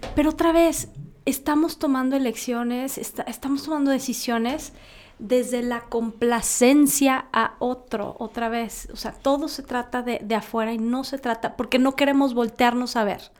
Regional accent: Mexico; Somos mexicanos

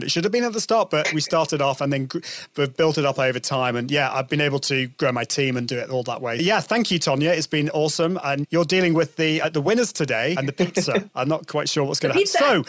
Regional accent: United Kingdom; Because Brits, we like to go both ways, European and I'm more of an Italian kind of person

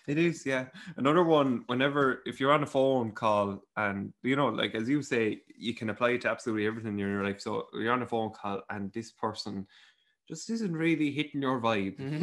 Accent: Ireland; We're from Ireland. It's beside England.

